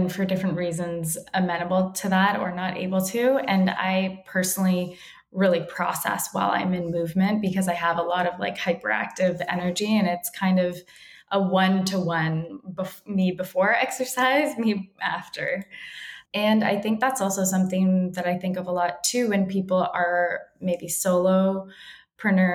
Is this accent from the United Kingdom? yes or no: no; Toronto, Ontario, Canada; now in Los Angeles, United States; I grew up in Toronto and the schools and the areas that I grew up in were predominantly Caribbean